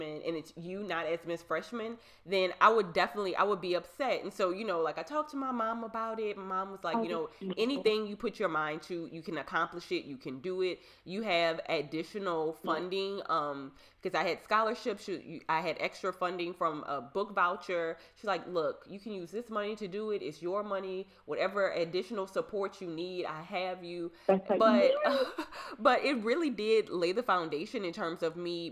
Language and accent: English; Napoleonville, Louisiana, United States; I grew up in Napoleonville.